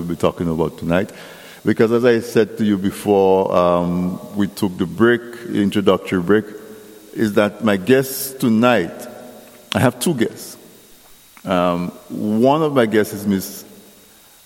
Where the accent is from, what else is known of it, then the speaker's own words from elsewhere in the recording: Castle Bruce, Saint David Parish, Dominica; I grew up in Castle Bruce when there was no electricity